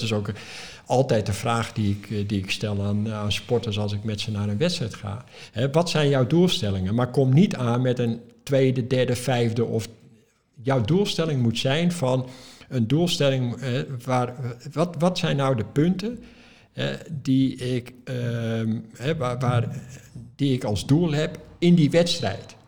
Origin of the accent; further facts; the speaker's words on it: Netherlands; Ik als Europeaan, als Nederlander